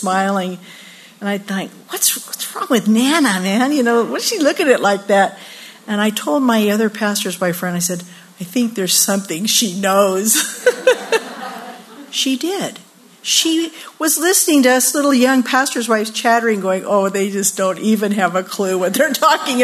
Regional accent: Downey, California, United States; my husband and I grew up in Downey, and we went to the same schools

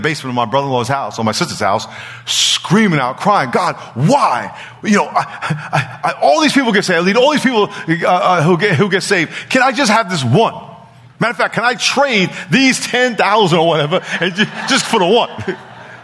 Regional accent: New York, United States; now in San Diego, United States; I'm from New York

